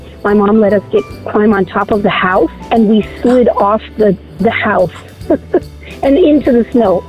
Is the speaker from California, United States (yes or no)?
no; Salem, New Mexico, United States; also born or lived in Roswell, New Mexico; I'm from Roswell, but I was raised in Salem, New Mexico.